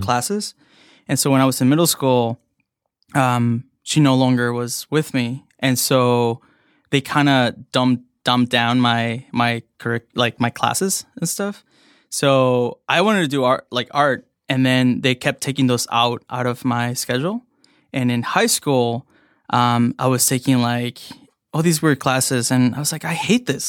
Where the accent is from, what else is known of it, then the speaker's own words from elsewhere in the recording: Evanston, Illinois, United States; also born or lived in Mexico / Chicago; I grew up in Evanston, um, next to Northwestern.